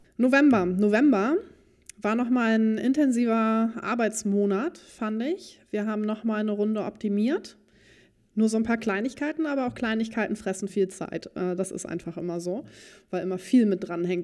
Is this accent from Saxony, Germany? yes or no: no; Dithmarschen, near Heide, Schleswig-Holstein, Germany; ich bin ja auch auf dem Hof groß geworden, in der Nähe von, oder in Dithmarschen, in der Nähe von Heide